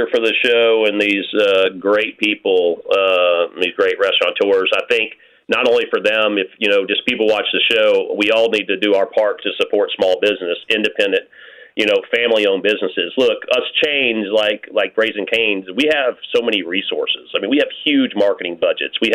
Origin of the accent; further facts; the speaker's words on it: Louisiana, United States; I'm from Louisiana, and this Chicago cane sauce is not the same.